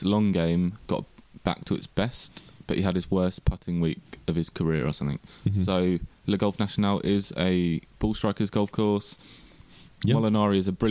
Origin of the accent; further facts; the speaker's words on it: England, United Kingdom; accent: English; my English accent